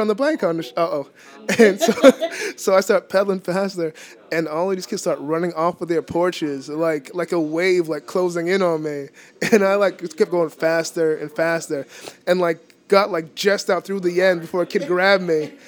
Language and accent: English; Boston, Massachusetts, United States; I am born and raised in Dorchester